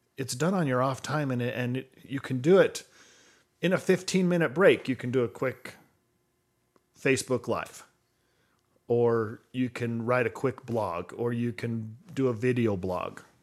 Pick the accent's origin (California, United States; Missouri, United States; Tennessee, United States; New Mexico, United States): New Mexico, United States; Podunk; I grew up in Podunk, New Mexico.